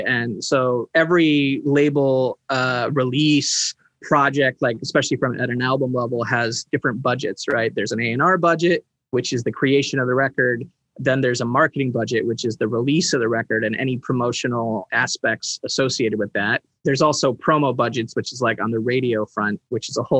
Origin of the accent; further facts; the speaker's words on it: New Jersey, United States; growing up in Jersey